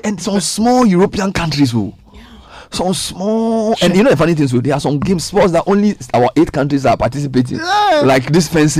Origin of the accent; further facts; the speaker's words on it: Ghana; when I was doing my MBA, I always let them know that I'm from Ghana